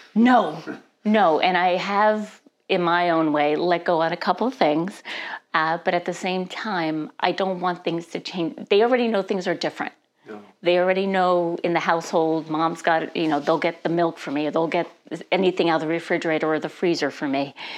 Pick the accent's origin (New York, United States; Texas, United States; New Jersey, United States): New Jersey, United States; now in Stillwater, United States; I was born and raised in New Jersey